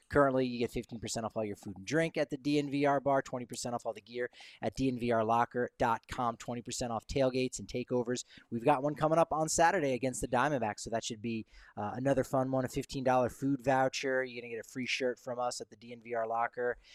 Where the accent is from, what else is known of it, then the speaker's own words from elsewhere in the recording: East Coast, United States; moved away; I'm I'm originally from the East Coast